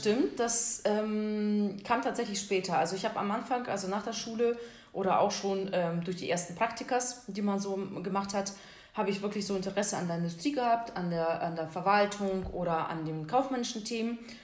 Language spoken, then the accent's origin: German; Siberia, Russia; now in Syke, Germany; ich komme ja ursprünglich aus Sibirien